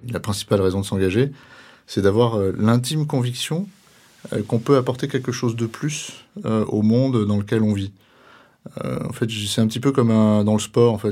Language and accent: French; Ravel, Auvergne-Rhône-Alpes, France; j'ai 55 ans, j'ai trois enfants, dont l'aîné a 28 ans. pareil, je suis originaire d'un petit village auvergnat à 350 habitants qui s'appelle Ravel.